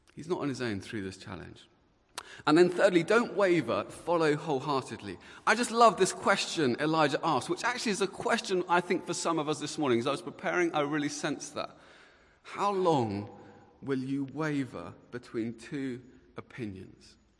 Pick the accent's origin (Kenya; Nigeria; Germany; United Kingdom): United Kingdom; Luton, East of England; I was uh, born and bred in Luton